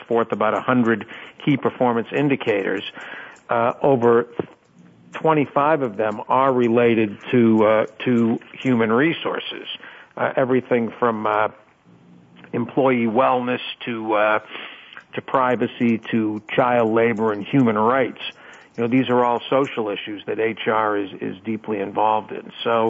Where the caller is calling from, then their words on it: Boston, Massachusetts, United States; I'm in Boston, where the temperature has dropped again under 50 degrees.